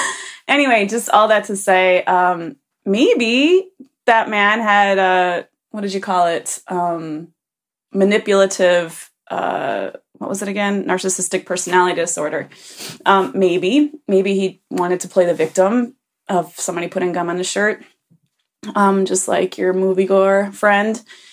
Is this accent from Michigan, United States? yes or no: yes; Michigan, United States; now in Germany; As you know, I grew up in Michigan, but on the very southwestern corner, right on the border of Indiana.